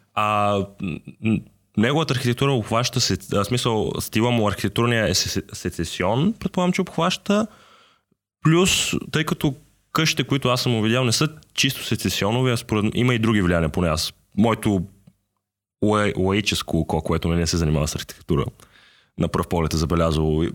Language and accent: Bulgarian; Sofia, Sofia City, Bulgaria; ние по принцип с него сме родени в София